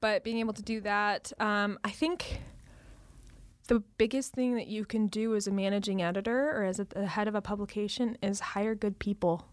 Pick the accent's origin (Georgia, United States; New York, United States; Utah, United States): Utah, United States; moved away; my family lives in Utah